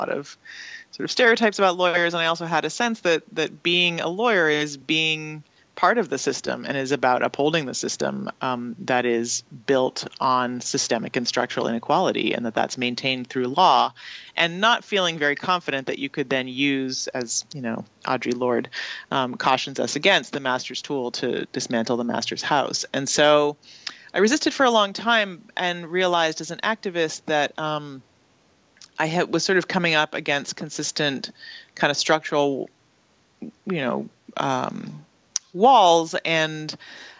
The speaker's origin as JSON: {"language": "English", "country": "Canada", "tie": "born or raised there", "moved": "yes", "said": "I didn't learn about in school in Canada"}